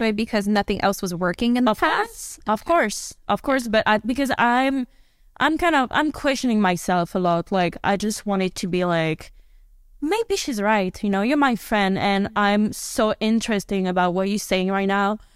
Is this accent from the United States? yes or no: no; France; because I'm from Europe, I'm from France